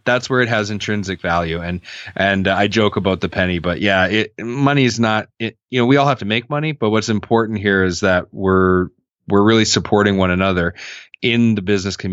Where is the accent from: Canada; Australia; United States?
Canada; I'm Canadian